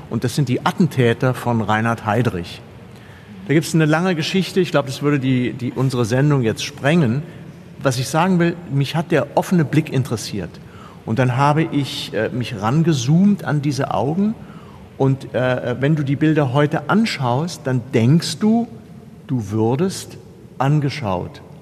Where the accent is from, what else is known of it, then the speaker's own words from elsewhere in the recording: Kassel, Hesse, Germany; ich komme ja aus Kassel, das ist ja die Stadt von Jakob und äh, Wilhelm Grimm.